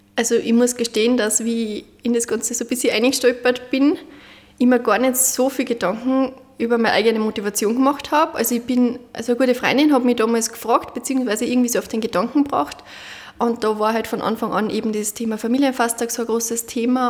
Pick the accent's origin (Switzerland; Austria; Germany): Austria; Munderfing, Upper Austria; Munderfing in Oberösterreich